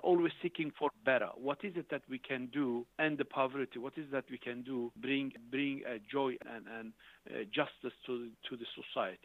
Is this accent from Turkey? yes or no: yes; Şanlıurfa, Turkey; moved away as an adult; also born or lived in Basel, Switzerland; I graduated from the from the high school Institute of Urfa, that's southeastern